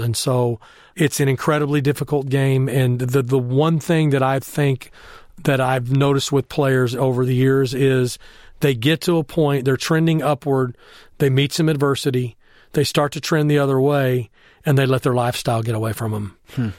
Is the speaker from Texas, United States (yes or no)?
yes; Temple, Texas, United States; moved away; I grew up in Temple, Texas, where it was a football factory